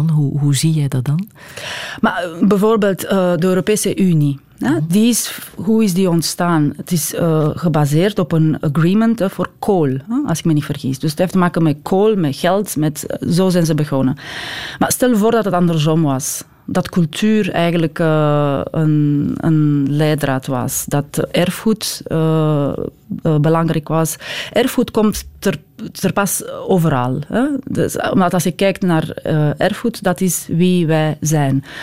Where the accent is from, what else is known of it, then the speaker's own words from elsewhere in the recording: Belgium; wij de Belgen, hè? ik ben ook Belg